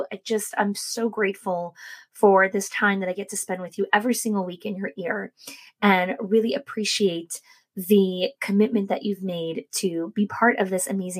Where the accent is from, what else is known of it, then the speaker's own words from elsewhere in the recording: New Jersey, United States; moved away as an adult; also born or lived in New York; now in Florida, United States; I grew up in New Jersey, and then I moved to New York, and I lived there for 19 years before I moved here to Florida with our family